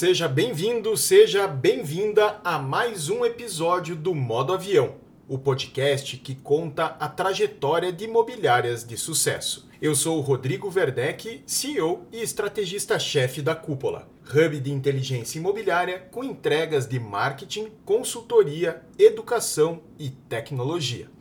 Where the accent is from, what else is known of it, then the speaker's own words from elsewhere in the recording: Curitiba, Paraná, Brazil; Eu sou curitibano